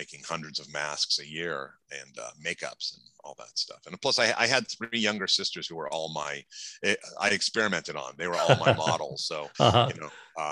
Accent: Los Angeles, California, United States; growing up in Los Angeles.

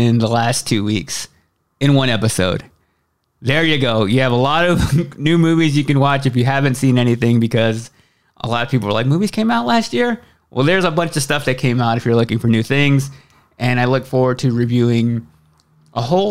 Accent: Waxahachie, Texas, United States; moved away; my hometown of Waxahachie, Texas, which is about 30 miles south of Dallas, and a place that I haven't been back to in quite a while

